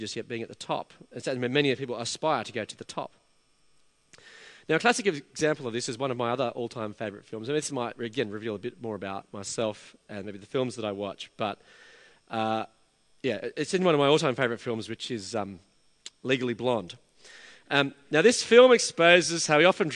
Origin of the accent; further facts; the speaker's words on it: Australia; also born or lived in England; I was an Australian living in England. My difference was rooted in my identity as being Australian